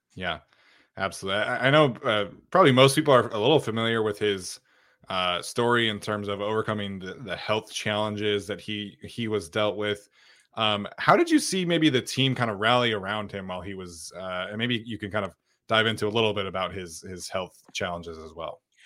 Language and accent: English; Utah, United States; I grew up in Utah